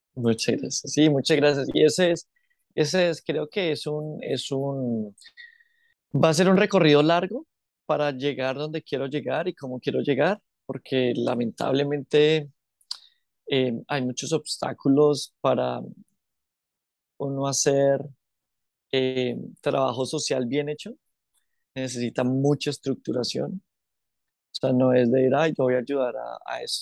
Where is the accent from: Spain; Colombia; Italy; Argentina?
Colombia; also born or lived in Bogotá / Quindío; now in Australia; yo nací en Bogotá, eh, pero yo, yo tenía un problema en la piel y toda mi familia viene del eje cafetero, que es Manizales, Pereira, Armenia, el Quindío. Y yo me crié entre el Quindío y Bogotá